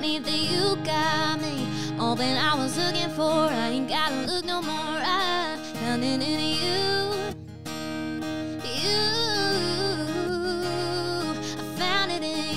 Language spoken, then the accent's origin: English; Alabama, United States